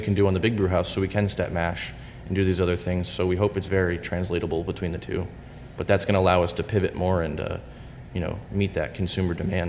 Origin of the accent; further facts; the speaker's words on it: Pennsylvania, United States; Here in Pennsylvania.